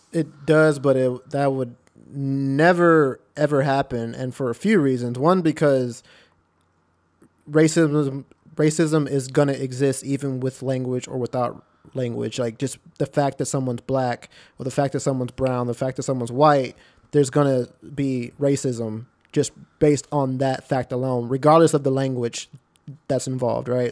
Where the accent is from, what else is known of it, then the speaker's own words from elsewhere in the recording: Texas, United States; I'm from Texas where, like, where racism exists.